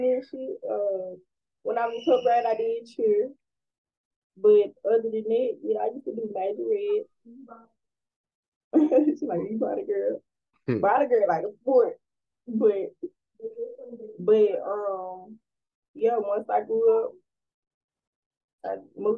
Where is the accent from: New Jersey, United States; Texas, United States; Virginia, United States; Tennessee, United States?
Tennessee, United States; Memphis; I'm from Memphis, Tennessee, and I am 20 years old